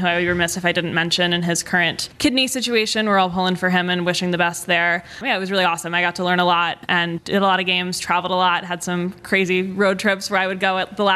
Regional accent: Atlanta, Georgia, United States; moved away as an adult; also born or lived in Michigan / Columbus; I grew up in Atlanta

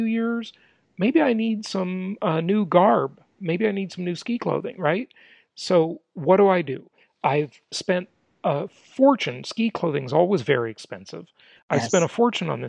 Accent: California, United States; moved away; my home state of California

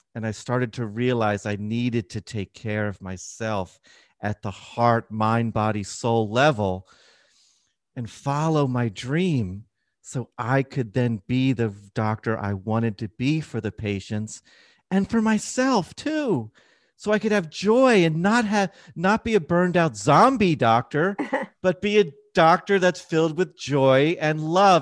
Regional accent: Philadelphia, Pennsylvania, United States; moved away; I'm from Philadelphia when it comes originally.

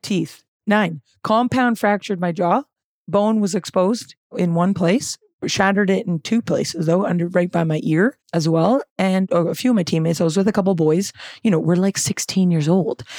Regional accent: West Vancouver, British Columbia, Canada; I'm from Vancouver. I'm from the North Shore of okay. Vancouver. West Vancouver. Born and raised

